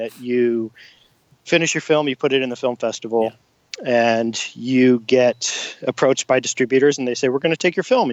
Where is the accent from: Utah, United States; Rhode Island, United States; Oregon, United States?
Oregon, United States; Portland; it's here in my hometown